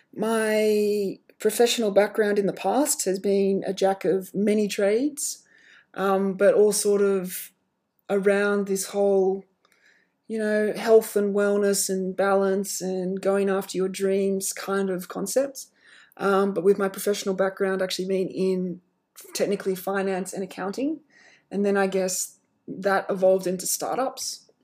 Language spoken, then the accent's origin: English; Australia; I am Australian. You know, that's where I'm from.